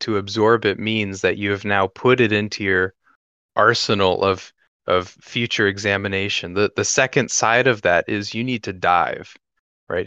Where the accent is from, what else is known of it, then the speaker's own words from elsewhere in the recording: North Carolina, United States; moved away; I come from North Carolina, which uh, was deep in the suburbs, and now I live in the country